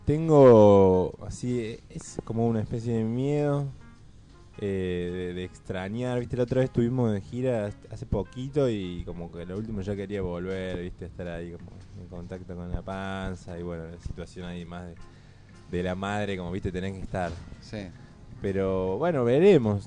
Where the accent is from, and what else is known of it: Córdoba, Argentina